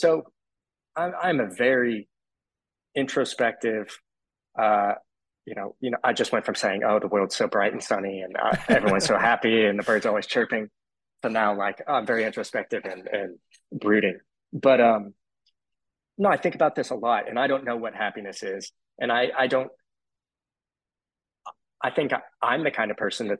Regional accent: Austin, Texas, United States; I'm from Austin, Texas

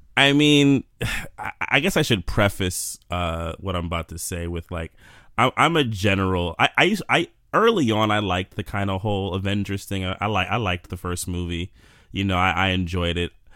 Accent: New York City, New York, United States; now in Jersey City, United States; I'm born and raised in New York. Still live here.

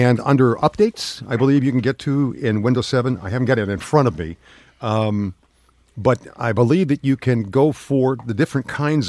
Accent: United States; I'm American

